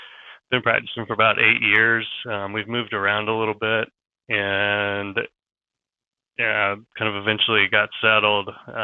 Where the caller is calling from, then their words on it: Charlotte, North Carolina, United States; I'm in Charlotte, North Carolina.